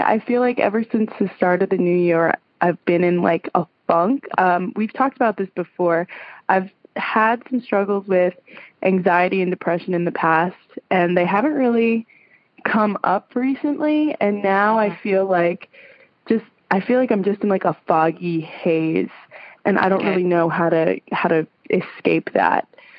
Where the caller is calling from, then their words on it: New Jersey, United States; New Jersey.